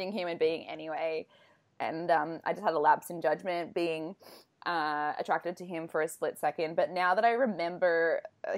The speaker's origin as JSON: {"language": "English", "country": "Australia", "said": "I'm because from Australia"}